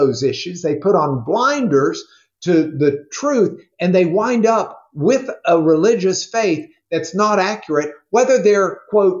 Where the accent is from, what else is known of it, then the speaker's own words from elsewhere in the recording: Rochester, New York, United States; I grew up in Rochester, New York